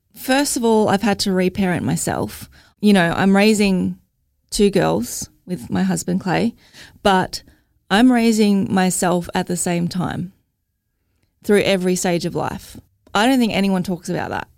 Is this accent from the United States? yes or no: no; Logan, Queensland, Australia; I'm from Logan